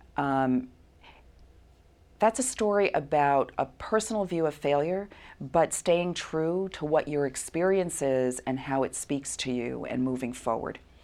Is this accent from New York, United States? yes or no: yes; New York City, New York, United States; I'm from Brooklyn, New York